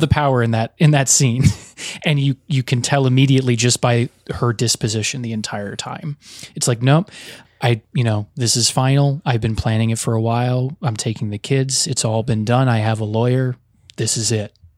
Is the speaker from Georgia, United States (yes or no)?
no; the New York area, United States; I grew up in the New York area with a lot of Italian American kids